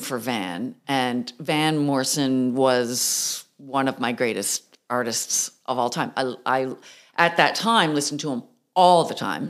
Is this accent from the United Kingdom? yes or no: no; Mount Pearl, Newfoundland and Labrador, Canada; moved away as an adult; also born or lived in Toronto; I grew up outside St. John's in Mount Pearl